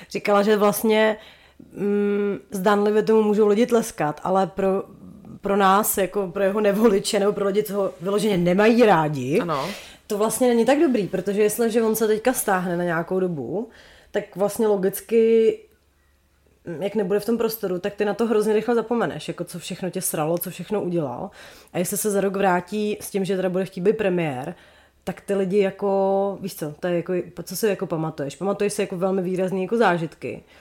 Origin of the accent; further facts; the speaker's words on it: Ústí nad Labem Region, Czechia; jsem z Ústeckého